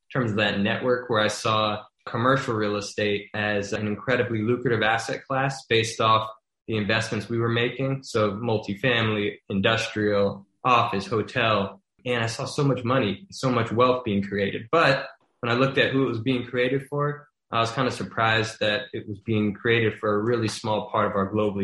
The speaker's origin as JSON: {"language": "English", "town": "Baton Rouge", "region": "Louisiana", "country": "United States", "tie": "born or raised there", "moved": "as an adult", "lives_now": "New York City, United States", "said": "I'm from Baton Rouge, Louisiana, originally. Didn't grow up around real estate ownership"}